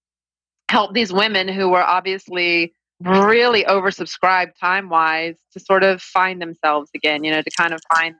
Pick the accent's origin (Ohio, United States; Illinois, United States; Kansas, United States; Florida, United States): Florida, United States; moved away as an adult; also born or lived in Paris; now in New York City, United States; the small town I grew up in Florida